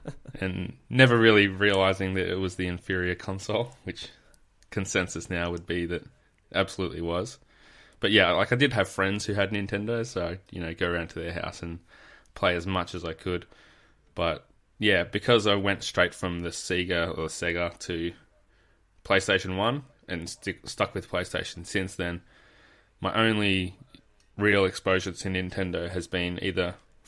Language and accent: English; Adelaide, South Australia, Australia; now in Victoria, Australia; It's always good to talk to another South Australian. I was born in Adelaide, but have been over here in Victoria for far too long.